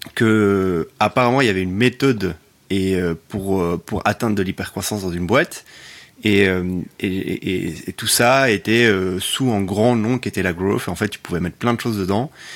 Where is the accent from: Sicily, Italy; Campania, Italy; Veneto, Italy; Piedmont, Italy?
Sicily, Italy; also born or lived in Belgium; now in Paris, France; Belge d'origine, j'ai grandi en Sicile, je vis à Paris